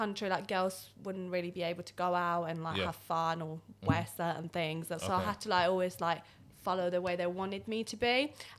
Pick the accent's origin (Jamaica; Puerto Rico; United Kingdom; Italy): Italy; born there; I was born in Italy, so I speak three languages.